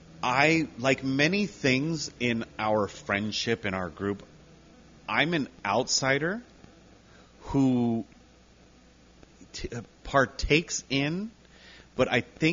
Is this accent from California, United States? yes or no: yes; Whittier, California, United States; also born or lived in Pico Rivera; I was born and raised in Whittier. I live in Whittier now. But I went to school in Pico. I lived in Pico for a while.